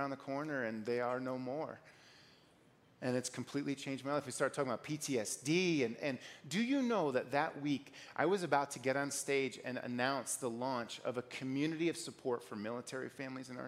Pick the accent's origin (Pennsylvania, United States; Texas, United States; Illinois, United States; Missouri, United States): Illinois, United States; moved away as an adult; now in Colorado, United States; I grew up in Illinois